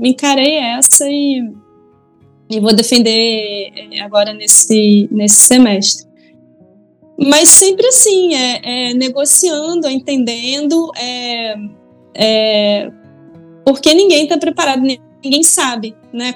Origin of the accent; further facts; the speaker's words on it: Leopoldina, Minas Gerais, Brazil; moved away; also born or lived in Rio de Janeiro; eu nasci no Rio de Janeiro, mas eu passei parte da minha infância e adolescência no interior de Minas, numa cidade chamada Leopoldina, que é a terra lá da minha mãe